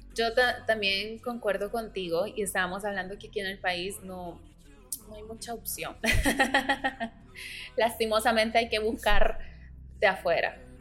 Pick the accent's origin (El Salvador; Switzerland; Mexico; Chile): El Salvador; soy del Salvador